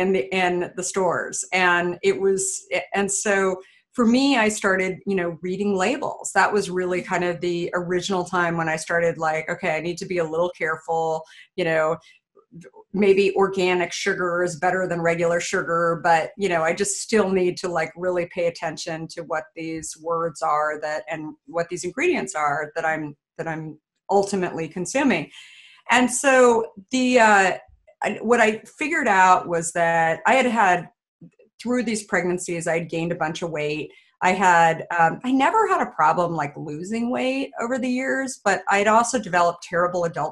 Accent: Arizona, United States; I grew up in Arizona

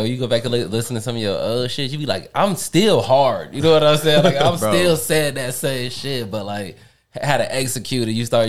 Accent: Oak Park, Illinois, United States; I'm from Oak Park.

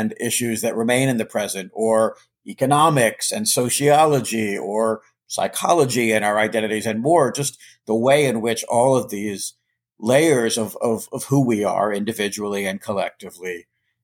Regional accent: Charlottesville, Virginia, United States; now in Boston, United States; I grew up in Virginia, childhood in Virginia

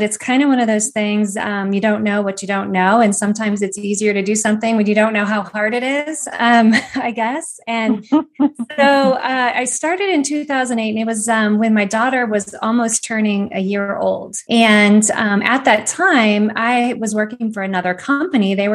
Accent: Northeast Ohio, United States; moved away as an adult; now in Atlanta, United States; I'm from Northeast Ohio originally, and I moved down to Atlanta in about 2001

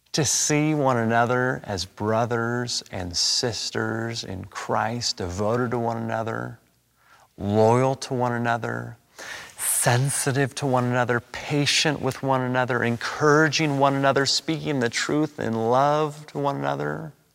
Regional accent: Los Angeles, California, United States; I was born and raised and educated in Los Angeles.

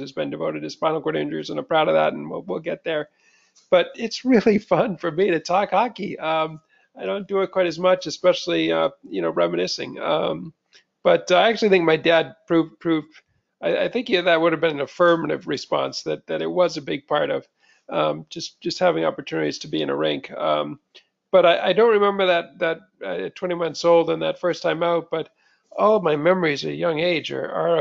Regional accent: Yarmouth, Maine, United States; moved away as an adult; also born or lived in Boston; I spent my whole life growing up in Maine in Yarmouth and working at my dad's rink

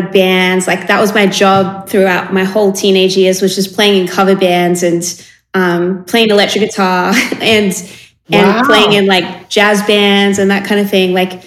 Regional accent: Sydney, New South Wales, Australia; born and raised in Sydney in like an area kind of south of the city. And my whole upbringing was in this same kind of neighborhood.

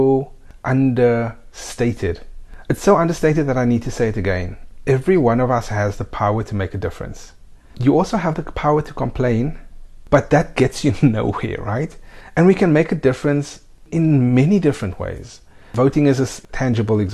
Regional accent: South Africa; now in Spain; We are also South African citizens, so we have dual nationality. And yes, we live in Spain.

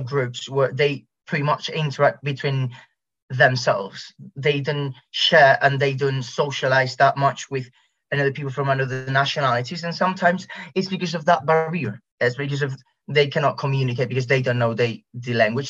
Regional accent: Spain; English is a second language; here in Spain

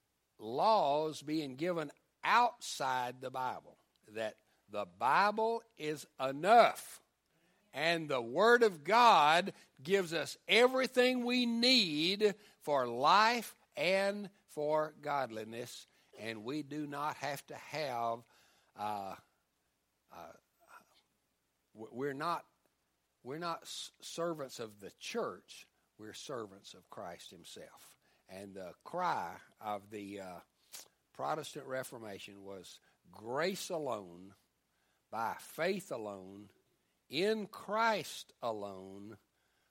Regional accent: West Tennessee, United States; part of the country where I grew up in West Tennessee, back in the 50s and 60s

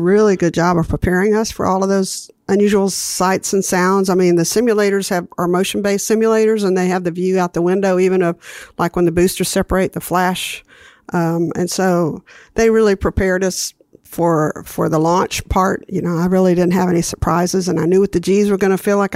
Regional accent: Huntsville, Alabama, United States; I grew up in Huntsville, Alabama

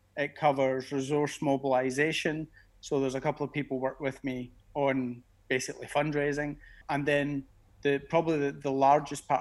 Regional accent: Glasgow, Scotland, United Kingdom; moved away as an adult; now in Geneva, Switzerland; I'm a Glasgow guy. Being being Scottish

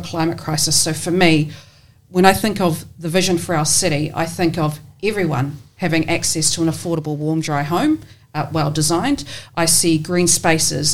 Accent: Porirua, Wellington, New Zealand; also born or lived in Taranaki; now in Wellington, New Zealand; I grew up in Cannons Creek in Porirua and went to Cannons Creek Primary School there

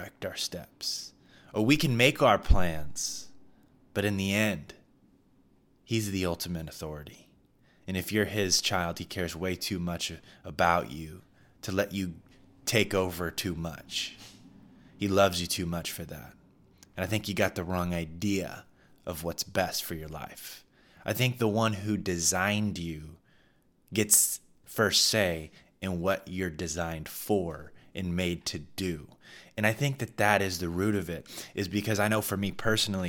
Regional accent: Midwest, United States; I'm from the Midwest, we had many tornado storms

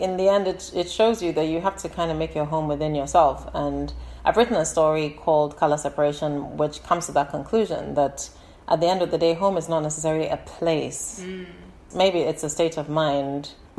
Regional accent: Ghana; first language English; also born or lived in United Kingdom; Growing up in Ghana was not like maybe growing up in South Africa or in the United States, where there is a traumatic history of conflict and abuse.

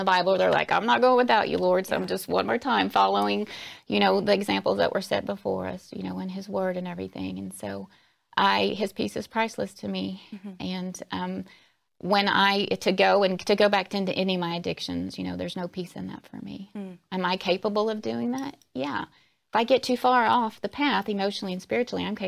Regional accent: Alabama, United States; I was born and raised in Alabama, so coming from the Deep South

